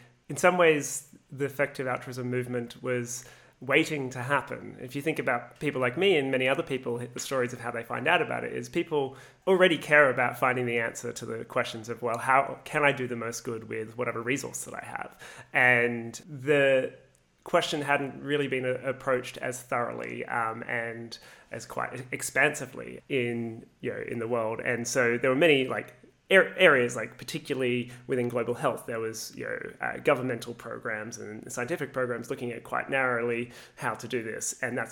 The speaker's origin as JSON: {"language": "English", "country": "Australia", "also_born_or_lived": "Canada", "said": "I came back from Canada to Australia and just had to get a job, any job, as quickly as possible to pay off my university debt"}